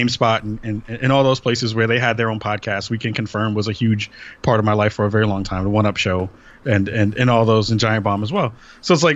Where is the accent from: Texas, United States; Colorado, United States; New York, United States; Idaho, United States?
New York, United States; New York City; moved away as an adult; now in Portland, United States; I'm from the Bronx originally, and then moved out to Portland, Oregon 4 years ago